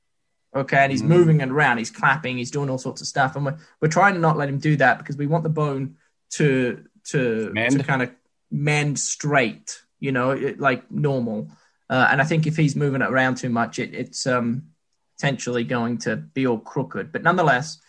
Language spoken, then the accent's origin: English; New Zealand; I'm actually from New Zealand